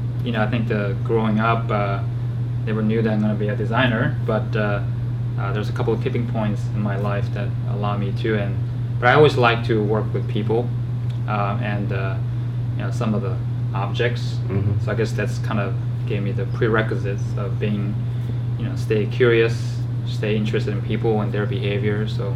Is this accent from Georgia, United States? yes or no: yes; Georgia, United States; So I grew up in Georgia once I moved here.